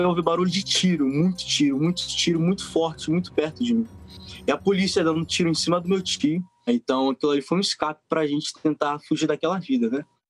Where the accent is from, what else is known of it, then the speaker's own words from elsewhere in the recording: Rio de Janeiro, Brazil; now in United States; Eu nasci e fui criado no Rio